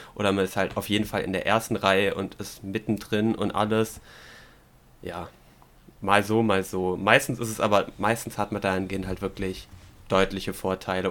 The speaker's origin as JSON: {"language": "German", "region": "Swabia", "country": "Germany", "said": "als Schwabe"}